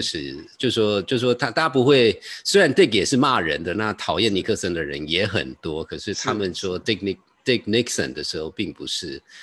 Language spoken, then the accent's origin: Chinese; Taiwan; moved away; also born or lived in United States; 因为我印象很深刻是我回台湾的时候就有人说立马